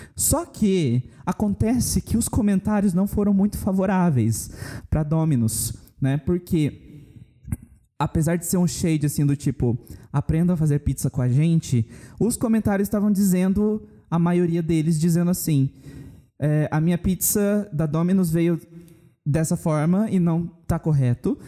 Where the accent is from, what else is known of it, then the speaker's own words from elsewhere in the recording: Campo Grande, Mato Grosso do Sul, Brazil; Aqui na cidade, a gente é de Campo Grande, Mato Grosso do Sul